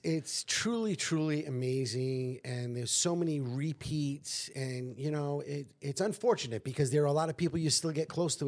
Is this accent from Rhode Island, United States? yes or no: yes; North Providence, Rhode Island, United States; the people of my hometown in North Providence